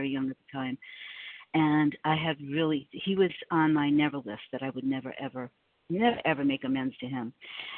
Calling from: South Carolina, United States; I am in South Carolina, gratefully recovered through God's grace

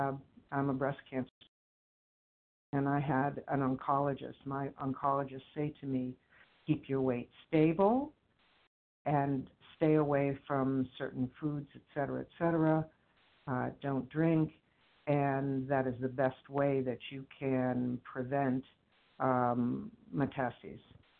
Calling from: Boston, Massachusetts, United States; I'm from the Boston area.

